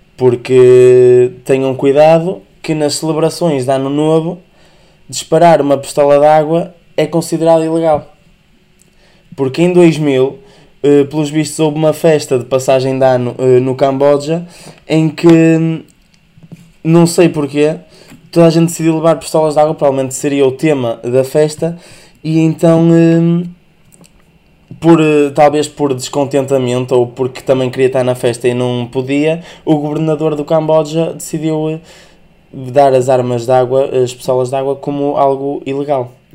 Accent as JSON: {"language": "Portuguese", "area": "the North", "region": "Northern Portugal", "country": "Portugal", "said": "como sou do Norte"}